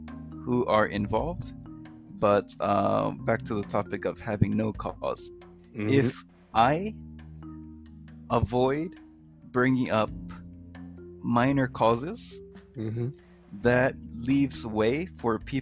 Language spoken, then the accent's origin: English; Hawaii, United States; moved away as an adult; now in Japan; I'm originally from Hawaii.